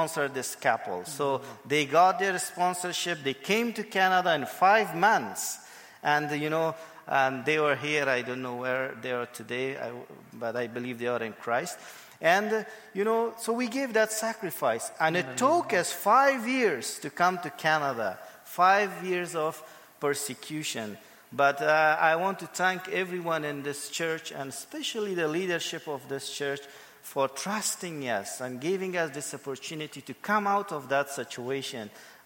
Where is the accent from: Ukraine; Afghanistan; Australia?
Afghanistan; moved away as an adult; also born or lived in Pakistan / India; I'm from Afghanistan. And so to make it short, I was born in Afghanistan